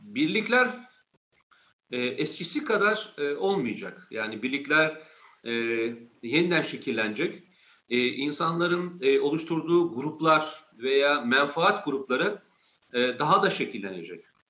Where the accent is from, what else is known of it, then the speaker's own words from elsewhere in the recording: Turkey; İyi ki bu ülkede doğmuşum, bu iyi ki bu ülkenin vatandaşıyım